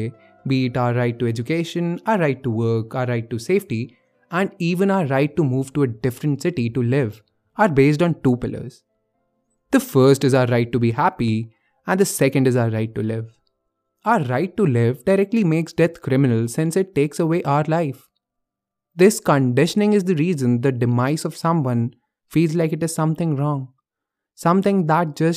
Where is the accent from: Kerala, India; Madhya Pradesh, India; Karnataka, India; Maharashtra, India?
Madhya Pradesh, India; Bhopal; moved away as an adult; now in Delhi, India; I came to Bhopal, my hometown